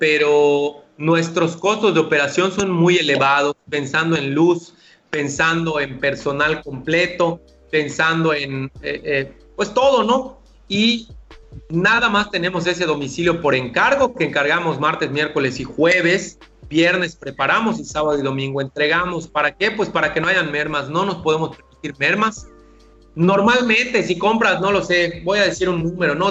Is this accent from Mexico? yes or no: yes; Yucatán, Mexico; solo que el dueño pues soy yo, yucateco